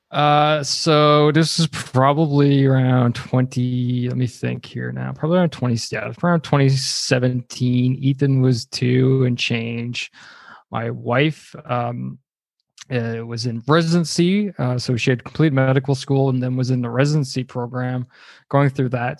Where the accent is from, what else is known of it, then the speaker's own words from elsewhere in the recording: Canada; I'm Canadian